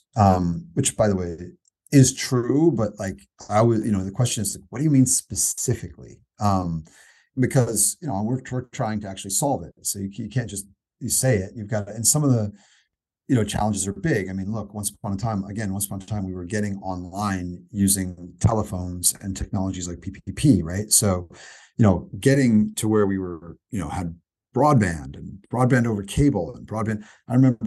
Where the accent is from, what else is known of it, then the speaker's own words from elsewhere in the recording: Indiana, United States; I'm a skateboarder from Indiana